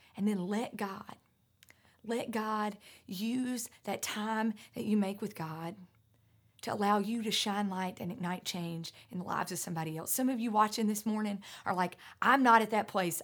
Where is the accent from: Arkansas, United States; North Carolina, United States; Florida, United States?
North Carolina, United States; North Carolina mountains, United States; I grew up in the North Carolina mountains